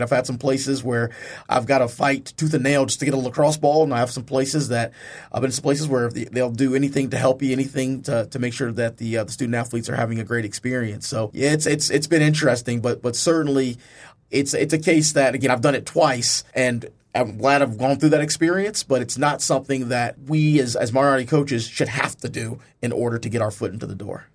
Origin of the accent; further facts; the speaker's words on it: Charlottesville, Virginia, United States; also born or lived in Brooklyn, New York; I'm originally from Charlottesville, Virginia. I'm actually born in Brooklyn, New York, but, uh, r-, raised in Charlottesville, Virginia